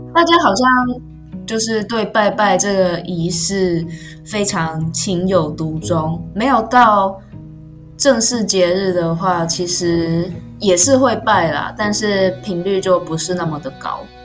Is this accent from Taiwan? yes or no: yes; Taiwan; 四个我们台湾人常常拜的神啦，土地公、观世音菩萨、文昌帝君还有妈祖